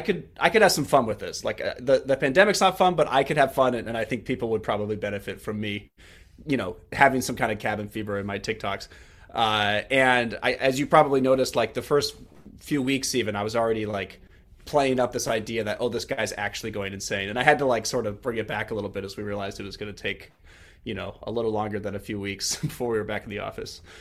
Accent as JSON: {"language": "English", "town": "Kansas City", "country": "United States", "tie": "born or raised there", "moved": "as an adult", "lives_now": "Washington, D.C., United States", "said": "grew up in Kansas City"}